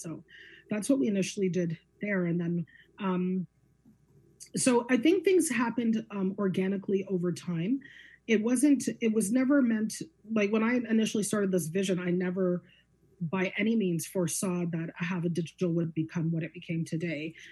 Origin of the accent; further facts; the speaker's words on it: Guelph, Ontario, Canada; I'm born and raised in Guelph, Ontario. I'm a Guelphite